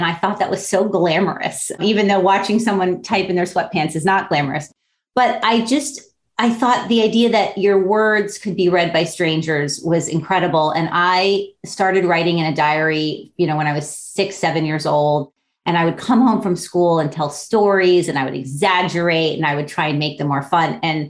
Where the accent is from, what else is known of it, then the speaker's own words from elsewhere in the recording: Miami Beach, Florida, United States; So I grew up on Miami Beach, actually on South Beach, which I think I'm the only person who's from South Beach.